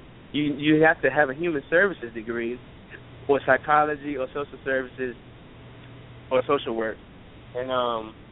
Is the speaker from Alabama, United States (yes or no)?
no; Richmond, Virginia, United States; I am born and raised in Richmond, Virginia.